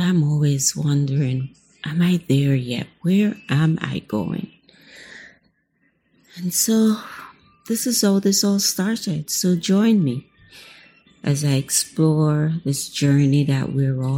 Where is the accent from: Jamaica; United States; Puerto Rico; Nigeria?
Jamaica; I'm from Jamaica.